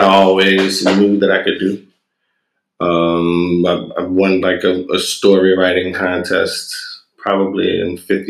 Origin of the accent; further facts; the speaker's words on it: New Orleans, Louisiana, United States; Because New Orleans is a creative town. It's a resourceful town.